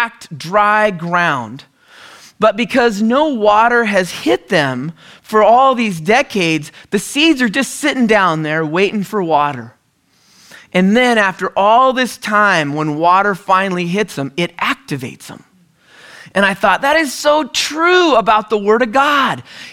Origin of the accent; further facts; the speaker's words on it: the Northwest, Pacific Northwest, United States; moved away; also born or lived in California; we're originally from the Northwest